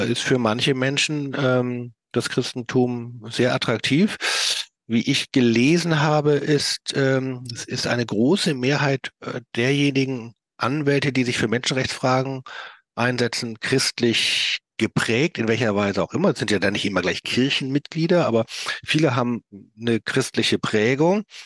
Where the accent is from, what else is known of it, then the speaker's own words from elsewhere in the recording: Hamburg, Germany; ich komme ja aus Hamburg